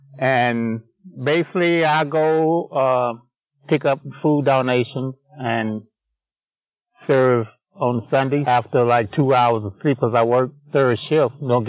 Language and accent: English; Tennessee, United States; moved away; I'm from Tennessee